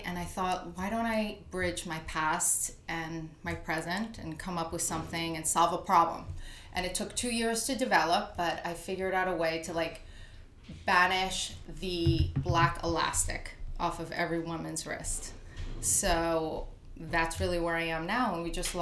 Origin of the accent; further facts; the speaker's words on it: New Jersey, United States; moved away as an adult; now in New York City, United States; I was born and raised in New Jersey.